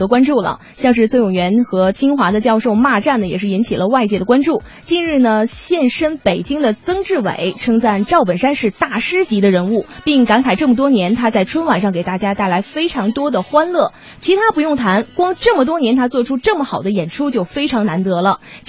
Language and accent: Chinese; Northeast China, China; 俺们都是东北人啊